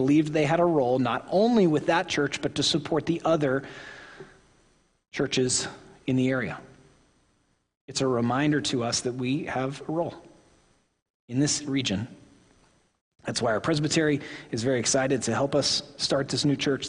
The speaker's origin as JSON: {"language": "English", "region": "Oklahoma", "country": "United States", "said": "I am from Oklahoma"}